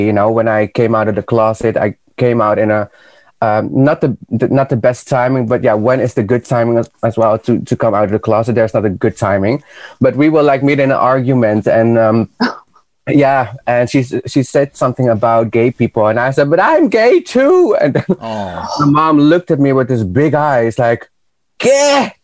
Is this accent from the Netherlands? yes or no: yes; Netherlands; also born or lived in Peru; Even though I moved from Peru away to Holland when I was four and a half years